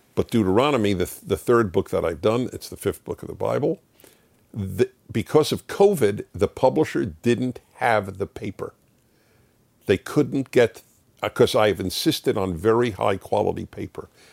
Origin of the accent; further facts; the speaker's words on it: New York City, New York, United States; I grew up in New York City